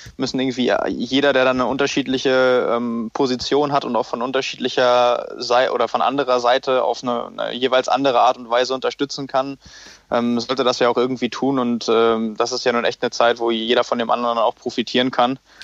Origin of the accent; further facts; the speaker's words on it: Lübeck, Schleswig-Holstein, Germany; moved away as an adult; now in Hamburg, Germany; nach Lübeck in meiner Heimat